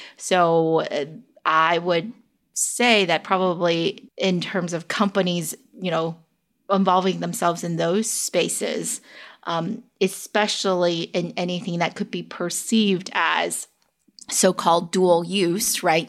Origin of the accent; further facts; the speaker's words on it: Bay Area, California, United States; also born or lived in China; I am currently based in the Bay Area and which is also where I grew up. Even though I was born in China